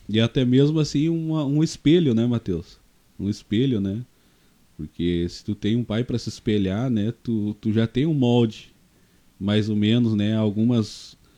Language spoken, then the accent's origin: Portuguese; Novo Hamburgo, Rio Grande do Sul, Brazil; also born or lived in São Leopoldo; eu nasci em São Leopoldo, né? Mas nós morávamos em Novo Hamburgo juntamente com a minha avó, né? E a gente teve uma infância um pouco difícil